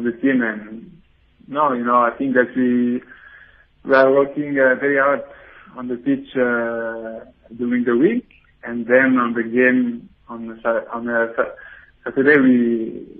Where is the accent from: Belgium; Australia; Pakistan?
Belgium; I was born in Belgium